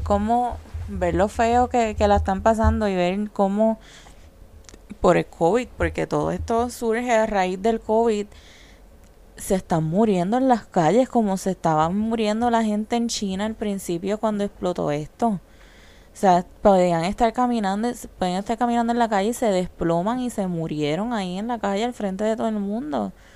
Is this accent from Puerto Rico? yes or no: yes; Puerto Rico; nosotros que somos parte de Estados Unidos